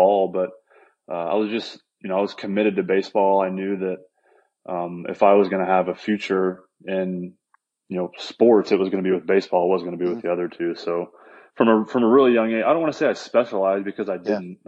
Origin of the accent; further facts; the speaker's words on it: Indiana, United States; growing up in Indiana